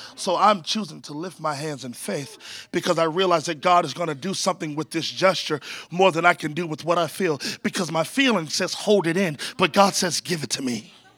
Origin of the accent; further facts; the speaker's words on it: Virginia, United States; now in San Antonio, United States; I grew up in Virginia